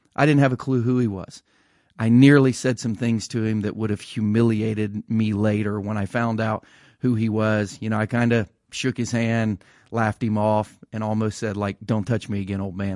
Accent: Ohio, United States; growing up in Ohio

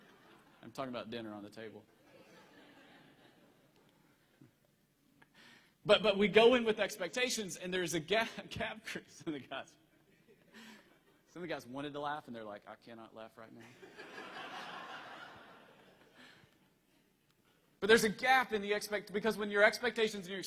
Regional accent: Tennessee, United States; moved away; also born or lived in Virginia; I'm originally from Tennessee

